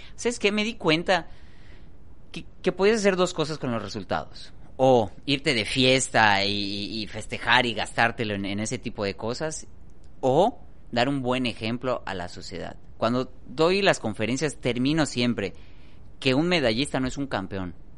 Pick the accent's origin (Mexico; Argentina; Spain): Mexico; Yucatán; somos yucatecos